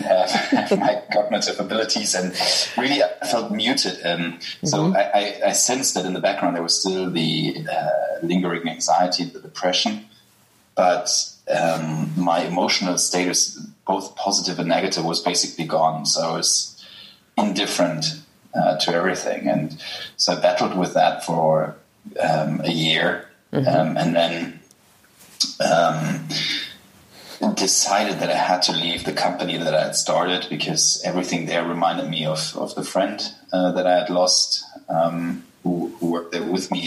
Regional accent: Germany; accent: German; English is a second language; I'm German, as people will ah. realize from my accent

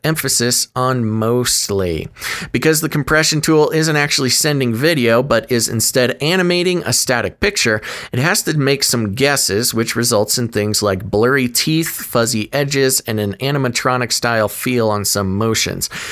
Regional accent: United States; accent: American; my accent, my American accent

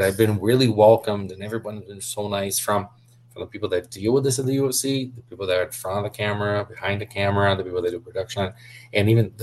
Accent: Curitiba, Paraná, Brazil; English is a second language; moved away as an adult; also born or lived in Orlando, Florida; now in United States; was born and raised in Brazil, and particularly, especially, not just being from Brazil, but being from Curitiba

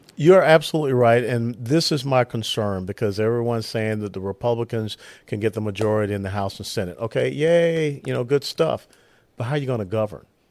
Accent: Atlanta, Georgia, United States; now in Texas, United States; I grew up in Atlanta, Georgia

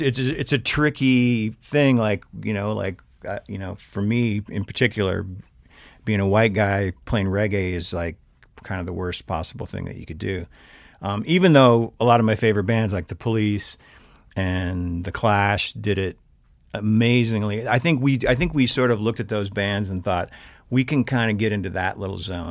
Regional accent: Big Sandy, Montana, United States; also born or lived in Havre, Montana; now in Missoula, United States; entire youth in Big Sandy, Montana. Uh, I was born in Haver because they didn't have a hospital, but, um, lived, uh, eighteen years up in north central Montana

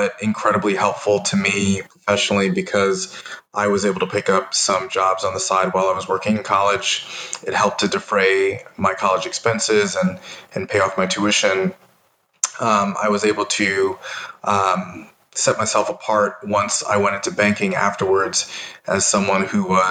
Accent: New York, United States; moved away as an adult; now in Austin, United States; I'm originally from New York

